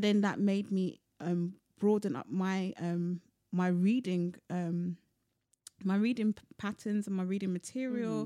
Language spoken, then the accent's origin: English; London, United Kingdom; I was born and bred in London